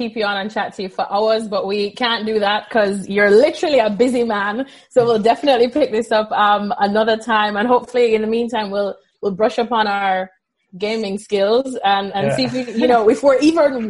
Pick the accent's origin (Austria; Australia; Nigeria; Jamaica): Jamaica; I'm from Jamaica, so I only grew up seeing goats on a rampage.